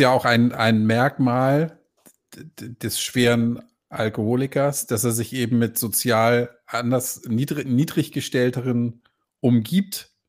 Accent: Croatia; ich habe ein Problem, ich komme aus Kroatien.

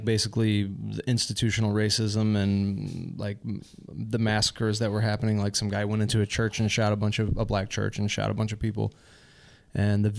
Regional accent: St. Louis, Missouri, United States; moved away as an adult; now in Prague, Czech Republic; When I lived in St. Louis. That's the other thing. I'm from St. Louis, Missouri

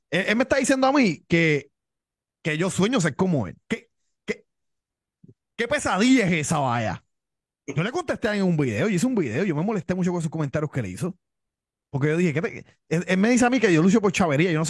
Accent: Miami, Florida, United States; born there; Oye, si yo nací en Miami también.

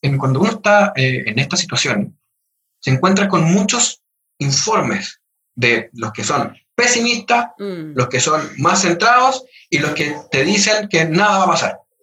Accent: Chile; todos somos chilenos

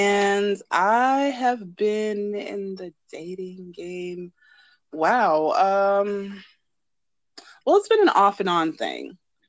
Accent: New York, United States; I grew up in New York. I'm New York born and bred.

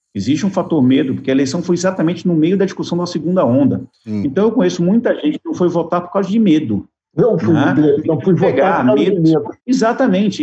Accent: Bahia, Brazil; como bom baiano

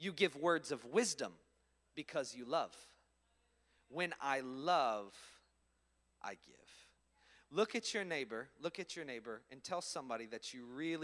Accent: Orlando, Florida, United States; moved away as an adult; also born or lived in Ormond Beach, Florida; now in Philadelphia, United States; I'm originally from Orlando, Florida. I live in Philadelphia, Pennsylvania.

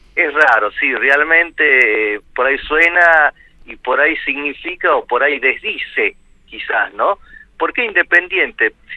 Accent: Amaicha del Valle, Tucumán, Argentina; moved away; also born or lived in Buenos Aires / Punta Alta / Recreo, Catamarca; soy de origen de más allá, un poquito más allá eh, y cerquita de Cafayate, de Amaicha del Valle, mi pueblo natal

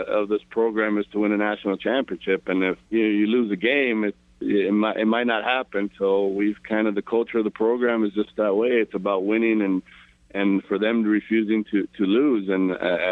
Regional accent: Paramount, California, United States; I grew up in Paramount. I'm a local kid, about 20 miles from downtown Los Angeles

